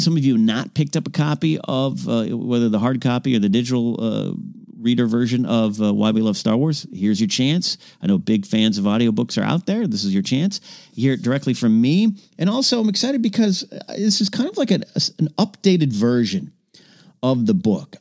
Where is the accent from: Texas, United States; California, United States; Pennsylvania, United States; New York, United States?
California, United States; Arroyo Grande; moved away; My hometown of Rio Grande, California